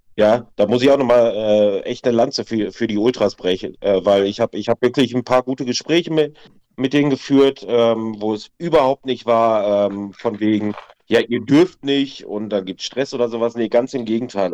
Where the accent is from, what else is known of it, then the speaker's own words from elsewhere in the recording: Waltrop, North Rhine-Westphalia, Germany; wir kommen ja aus Waltrop direkt neben Lüdenscheid